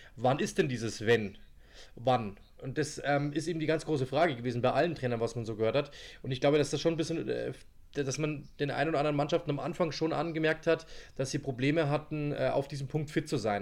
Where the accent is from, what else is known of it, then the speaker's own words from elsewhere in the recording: Germany; ich bin selber Deutscher